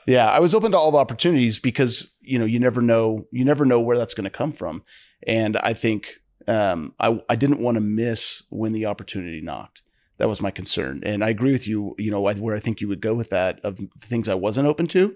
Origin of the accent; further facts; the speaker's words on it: northeastern Ohio, United States; my dad worked in a steel mill, uh, you know, I'm from Ohio, northeastern Ohio